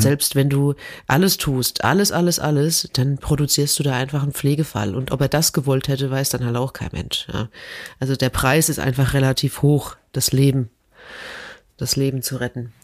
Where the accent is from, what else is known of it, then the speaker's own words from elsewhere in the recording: Germany; als Deutscher